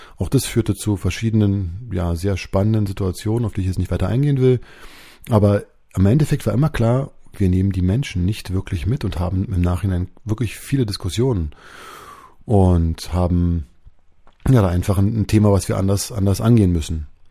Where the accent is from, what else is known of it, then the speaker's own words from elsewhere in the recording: Berlin, Germany; bin geboren in Berlin. Damals war das noch West-Berlin.